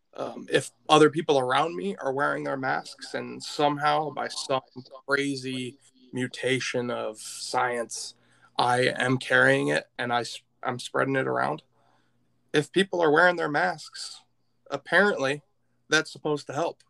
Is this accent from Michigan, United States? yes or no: yes; Michigan, United States; I'm from Michigan